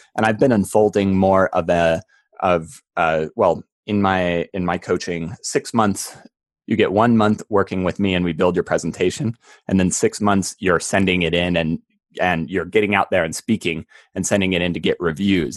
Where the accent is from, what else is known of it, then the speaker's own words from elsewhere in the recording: Park City, Utah, United States; growing up in Park City